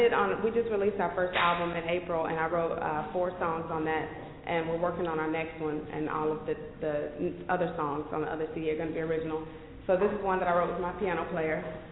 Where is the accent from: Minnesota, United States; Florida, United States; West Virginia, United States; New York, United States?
Florida, United States; also born or lived in Austin; now in Dallas, United States; I'm originally from Florida, but I've been in Texas for forever, so I'm a native of Austin is what I say. So Austin, but I've been in Dallas for like 3-4 years now.